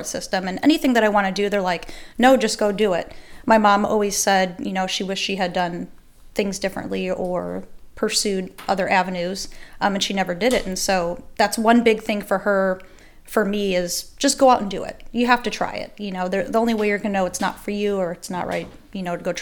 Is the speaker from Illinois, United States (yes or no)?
yes; Chicago, Illinois, United States; moved away; I'm originally from Chicago, South Side, and that's where my mom was a dispatcher. And so I grew up around it